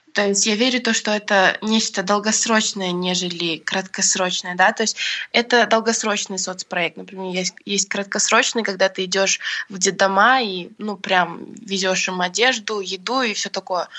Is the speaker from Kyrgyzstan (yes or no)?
yes; Bishkek, Kyrgyzstan; я родилась в Бишкеке и выросла тоже здесь